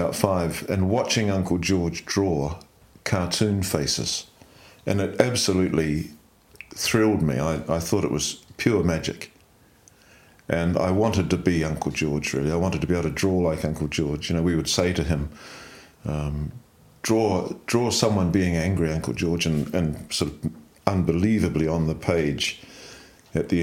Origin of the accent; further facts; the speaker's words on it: Dunedin, Otago, New Zealand; moved away as an adult; also born or lived in Christchurch / London; now in Central Otago, New Zealand; I was born in Dunedin in 1948 and youngest of 3 in a family.